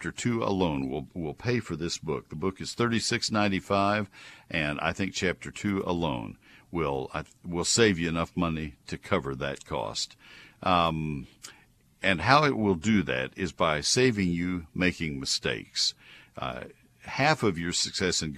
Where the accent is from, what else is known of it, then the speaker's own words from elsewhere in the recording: Texas, United States; I love my home state